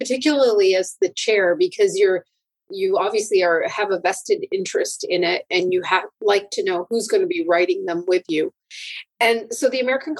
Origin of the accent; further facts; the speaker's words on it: Canada; I'm a Canadian